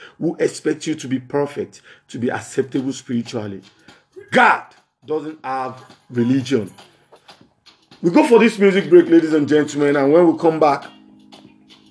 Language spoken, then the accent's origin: English; Lagos, Nigeria; from Lagos, Southwest Region, Nigeria, West Side.